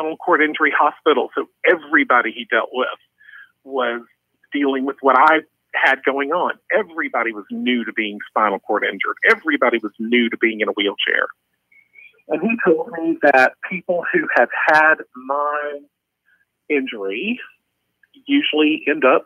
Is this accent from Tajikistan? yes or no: no; the South, United States; moved away as an adult; also born or lived in Rhode Island; I grew up in the South